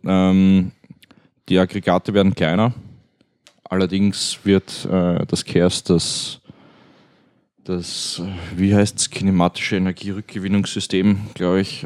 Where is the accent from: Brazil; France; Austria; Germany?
Austria; als Österreicher